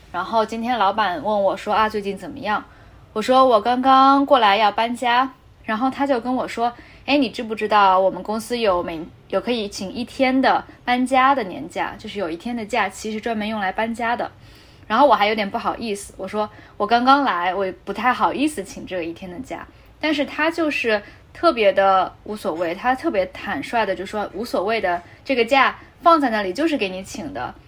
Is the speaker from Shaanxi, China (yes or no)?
no; Shanghai, China; moved away; 我是上海人